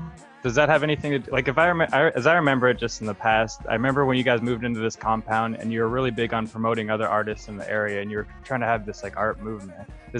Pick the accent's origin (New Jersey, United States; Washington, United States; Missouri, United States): Washington, United States; Seattle; We're from Seattle.